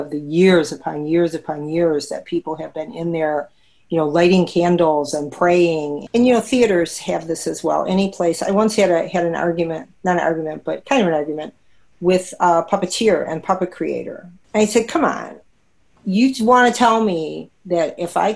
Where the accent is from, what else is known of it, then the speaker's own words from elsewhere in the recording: Detroit, Michigan, United States; I'm a native Detroiter